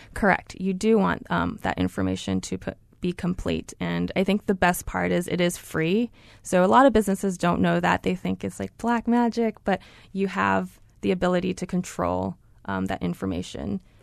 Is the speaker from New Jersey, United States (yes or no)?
no; Honolulu, Hawaii, United States; now in Mountain View, United States; I am so excited to be representing Google in my hometown